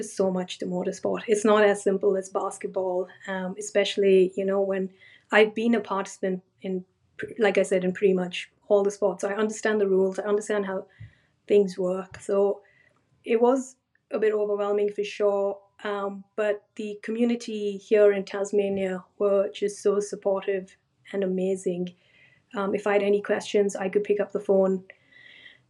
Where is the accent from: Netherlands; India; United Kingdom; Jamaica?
India; now in Australia; when I grew up in India